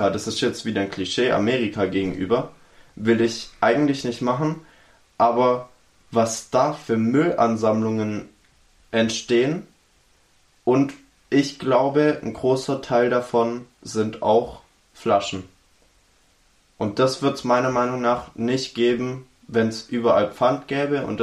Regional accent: Baden-Württemberg, Germany; Ich bin Schwabe. Wir wollen Geld.

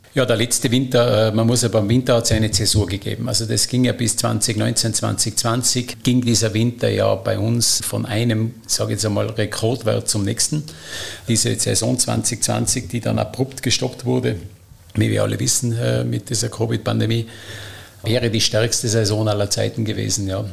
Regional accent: Stubai Valley, Tyrol, Austria; Bin natürlich Tiroler äh, und, und aus dem Stubaital bin in einem touristischen Kleinbetrieb äh, groß geworden.

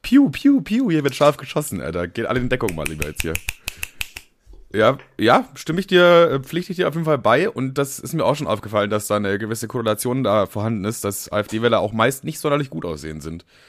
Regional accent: Germany; ich bin auch stolz, Deutscher zu sein

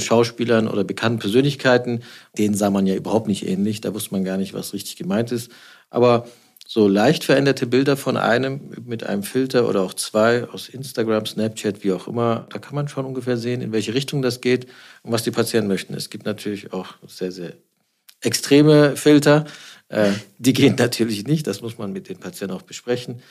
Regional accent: Stuttgart, Baden-Württemberg, Germany; now in Düsseldorf, Germany; ich bin ja kein Düsseldorfer, ich bin gebürtiger Schwabe. Mhm. Ich komme aus Stuttgart

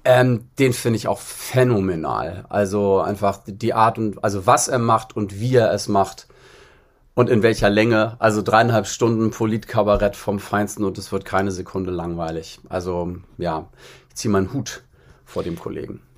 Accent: Bad Schwartau, Schleswig-Holstein, Germany; first language German; moved away as an adult; also born or lived in Berlin; Also in Bad Schwartau, wo ich herkomme, äh, im Norden

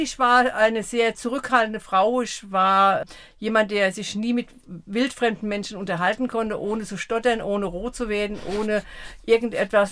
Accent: Eckelsheim, Rhineland-Palatinate, Germany; also born or lived in Offenheim; now in Sprendlingen, Germany; 64 sind wir von Offenheim nach Eckelsheim gezogen. Da habe ich meine Kindheit verbracht.

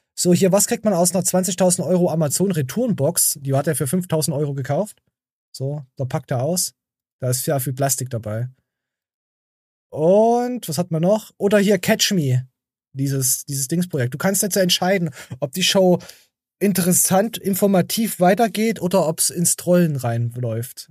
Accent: Germany; bei uns in Deutschland

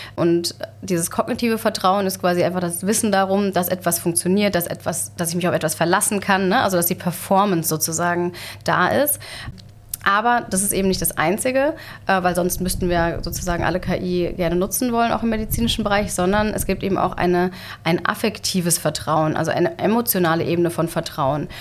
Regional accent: Germany; bei uns in Deutschland

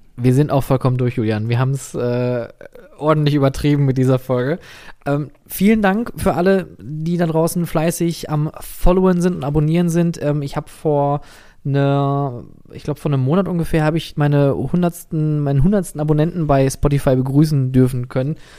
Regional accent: Germany; als Deutscher

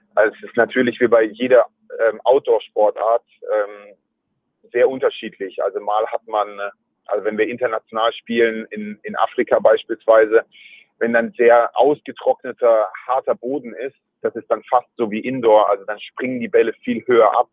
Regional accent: Mannheim, Baden-Württemberg, Germany; also born or lived in Käfertal; ich bin in Mannheim geboren und wir sind dann nach Käfertal gezogen. Da war ich vier Jahre alt

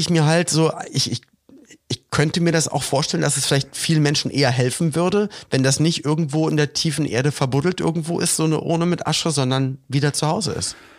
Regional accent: Germany; bei uns in Deutschland

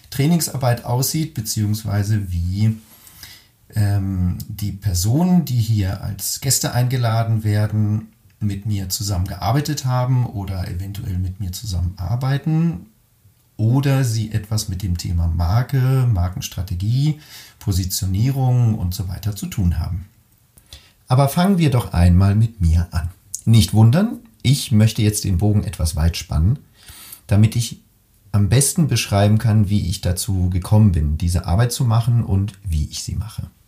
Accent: Caldes d'Estrac, Catalonia, Spain; zwischen dem 10. und dem 23. Lebensjahr habe ich eben dort gelebt und bin dort aufgewachsen in der Nähe von Barcelona in einem wunderschönen kleinen Örtchen namens Caldetas, direkt am Strand.

